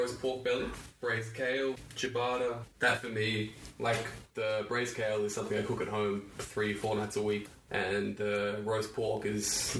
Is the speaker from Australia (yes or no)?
yes; Wagga Wagga, New South Wales, Australia; now in Melbourne, Australia; I grew up in Wagga.